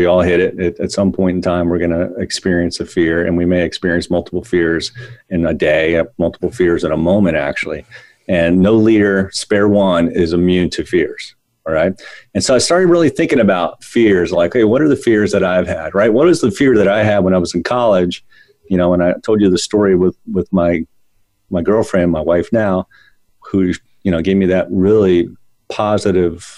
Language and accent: English; Northern Virginia, United States; when I grew up in Northern Virginia